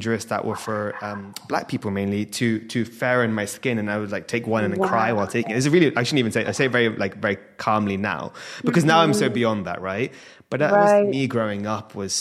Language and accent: English; India; being an Indian